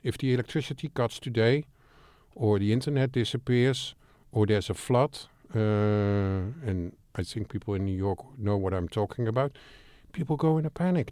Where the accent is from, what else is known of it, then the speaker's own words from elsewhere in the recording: Amsterdam, North Holland, Netherlands; I'm from Amsterdam